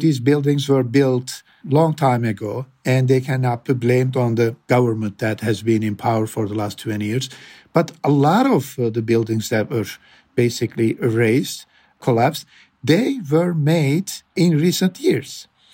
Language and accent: English; Adana, Turkey; I'm from Adana